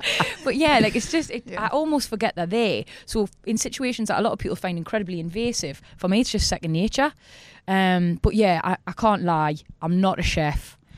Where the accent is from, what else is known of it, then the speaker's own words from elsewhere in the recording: Newcastle upon Tyne, North East England, United Kingdom; accent: Geordie; moved away as an adult; now in South of England; I've relocated here now and I'm a bit of a novelty. The Geordie accent's quite musical. We always go up at the end. I think people are drawn to it. We're a friendly accent.